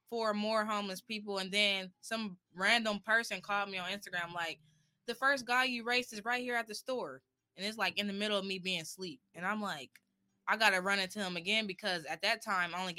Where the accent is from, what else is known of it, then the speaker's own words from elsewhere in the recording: Columbus, Ohio, United States; I'm 24 years old. I'm from Columbus, Ohio, and I'm a content creator.